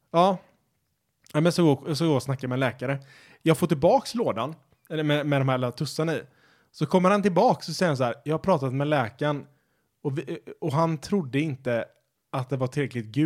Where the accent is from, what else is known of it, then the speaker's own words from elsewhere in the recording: Sweden; Eller man kallar det för svenska, så att det är inte så rasistiskt eftersom vi är svenskar och